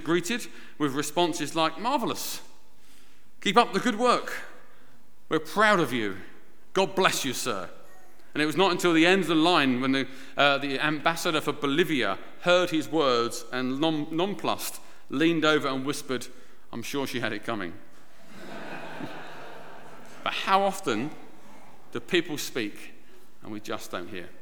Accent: United Kingdom; we're British

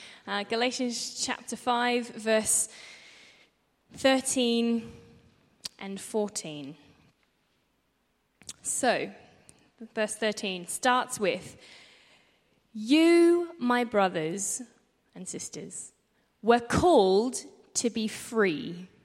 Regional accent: Australia; moved away as an adult; now in Hartford, United States; I grew up in Australia. You probably can't tell from my voice. Lots of people can't. But I moved over here about 7 years ago. God plonked me in Hartford

